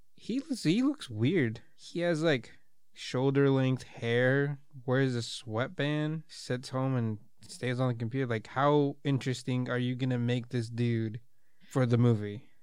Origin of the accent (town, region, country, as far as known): United States